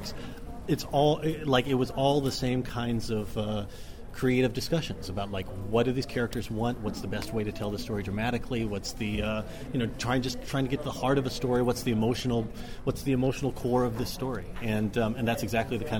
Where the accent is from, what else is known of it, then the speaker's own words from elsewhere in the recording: Dallas, Texas, United States; also born or lived in Oxford; I grew up in Dallas as a kid